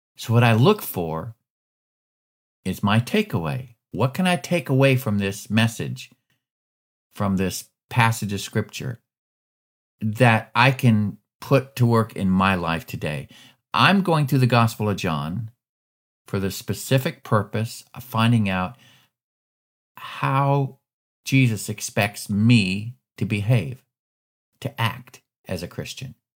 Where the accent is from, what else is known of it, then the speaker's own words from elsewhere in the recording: Alaska, United States; moved away as an adult; now in Georgia, United States; I was born and raised in Alaska.